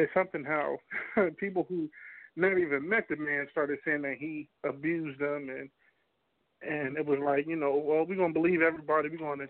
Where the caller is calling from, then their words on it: New Jersey, United States; Calling from Jersey.